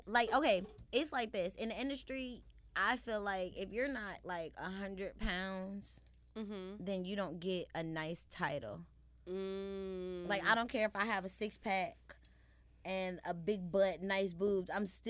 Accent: Chicago, Illinois, United States; I understand I'm from Chicago, but not everybody from Chicago is hood or whatever.

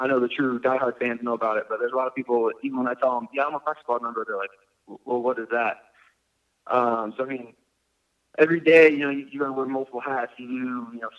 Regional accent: Omaha, Nebraska, United States; moved away; I grew up in Omaha, Nebraska

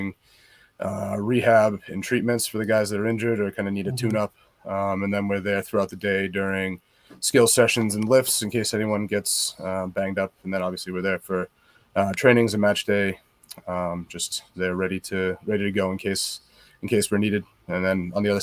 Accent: Malden, Massachusetts, United States; I grew up in the Boston area in Malden, Massachusetts, a little city, okay, a couple miles north of Boston proper

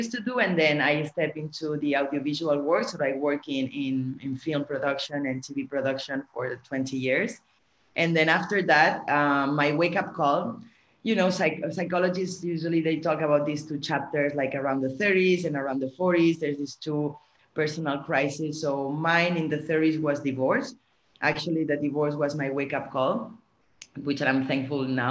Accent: Barcelona, Catalonia, Spain; also born or lived in France / Switzerland / New York; now in Bali, Indonesia; I'm born and raised in Barcelona.

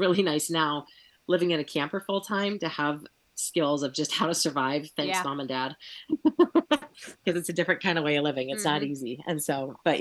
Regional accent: Montana, United States; moved away; also born or lived in Kansas; I grew up in Montana

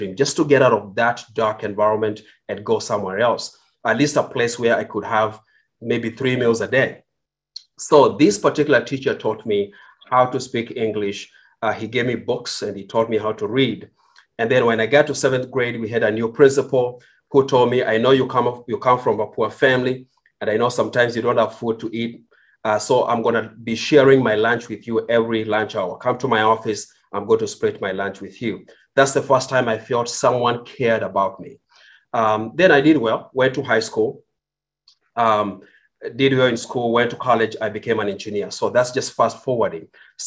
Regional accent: Kenya; English is a second language; moved away as an adult; now in United States; I was born in Kenya. I grew up in Kenya.

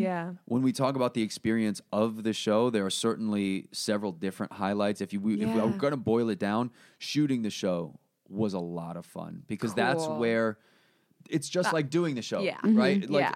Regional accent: Connecticut, United States; also born or lived in New York; Connecticut and New York.

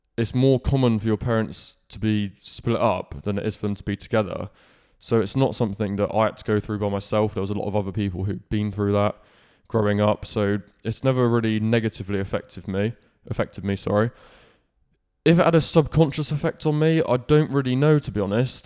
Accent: Falmouth, South West England, United Kingdom; I was born in Cornwall, and I, my life started in Falmouth. So, I grew up in Falmouth

